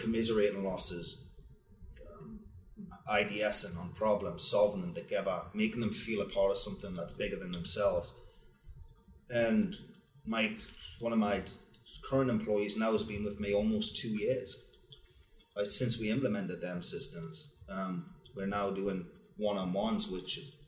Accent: Wallsend, North East England, United Kingdom; moved away as an adult; now in United States; I'm from Wall's End, which is an old Roman Empire town where the Roman Wall ended, in Newcastle, Northeast England

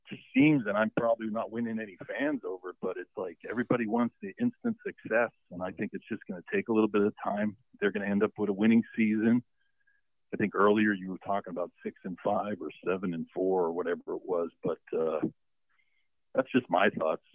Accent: Pennsylvania, United States; now in Columbia, United States; I'm from Pennsylvania. I'm down here in Columbia

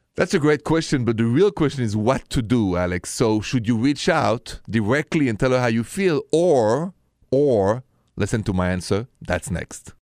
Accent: Paris, Île-de-France, France; accent: thick French; English is a second language; moved away; you're listening to my thick French accent, and, uh, and you know I'm coming from Paris, and it's true where I'm from.

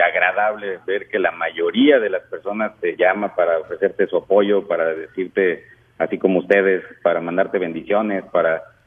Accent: Mexico; now in San Antonio, United States; como mexicanos, como migrantes

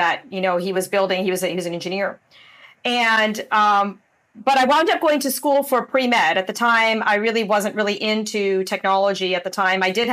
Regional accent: Windsor, Ontario, Canada; moved away as an adult; also born or lived in San Diego, United States; now in Puerto Rico; I grew up in Windsor, Ontario, in Canada. So I'm still a Canadian.

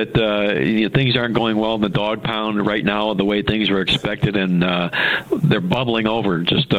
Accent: Cleveland, Ohio, United States; I'm from Cleveland, and I do have some Cleveland Browns blood in me.

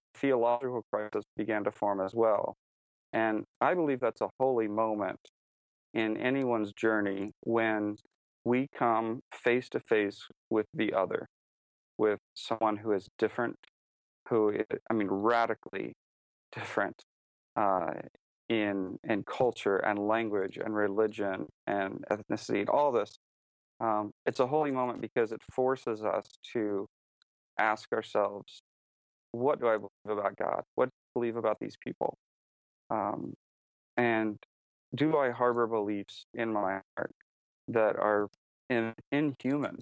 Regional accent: United States; moved away as an adult; also born or lived in China; I was an American

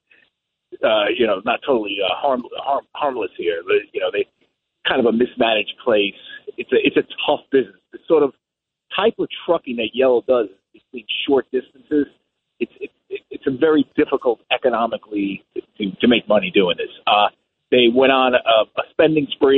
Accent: Yorktown Heights, New York, United States; there's a UPS plant behind my house where I grew up in Yorktown Heights

